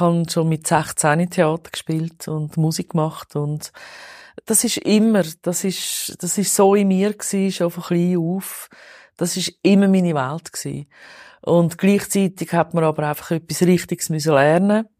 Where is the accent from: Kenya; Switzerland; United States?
Switzerland; Zurich; Ich bin totales Stadtkind, im Niederdorf aufgewachsen, Kreis 5 seit eh und je.